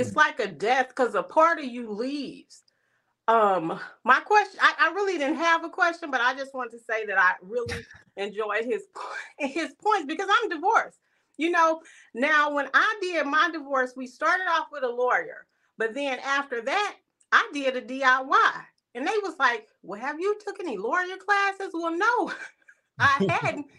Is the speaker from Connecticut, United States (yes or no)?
no; East St. Louis, Illinois, United States; now in Minnesota, United States; I'm originally from East Saint Louis, but I live in Minnesota.